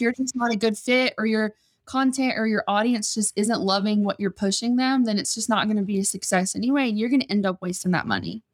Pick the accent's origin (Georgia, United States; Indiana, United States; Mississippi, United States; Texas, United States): Georgia, United States; South; moved away as an adult; now in Las Vegas, United States; I'm originally from South Georgia